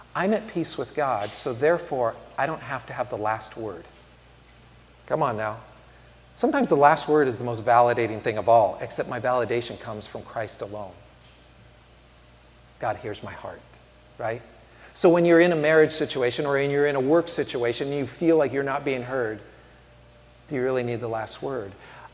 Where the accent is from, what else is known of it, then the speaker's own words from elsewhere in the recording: San Francisco, California, United States; moved away as an adult; also born or lived in Tuscaloosa, Alabama; growing up in San Francisco